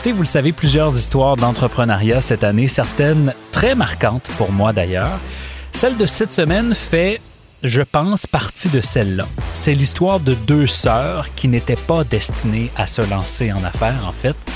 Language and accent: French; Montreal, Quebec, Canada; le fait que je suis montréalais